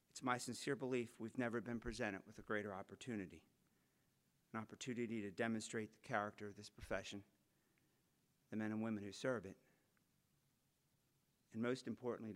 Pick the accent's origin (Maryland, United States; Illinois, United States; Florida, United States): Maryland, United States; Baltimore; my hometown, the city of Baltimore, Maryland